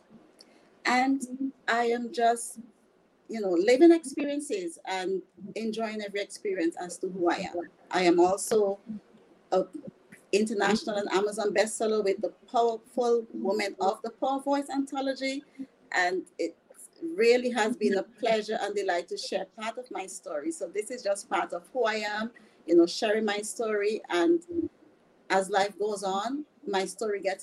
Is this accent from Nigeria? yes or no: no; St. Vincent & Grenadines; moved away; I am originally from the Caribbean, the beautiful island, Saint Vincent and the Grenadines